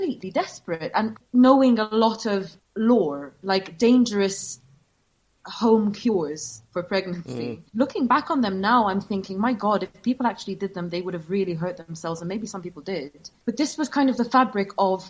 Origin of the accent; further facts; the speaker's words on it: Malta; moved away; growing up in Malta, I experienced firsthand the consequences of an abortion ban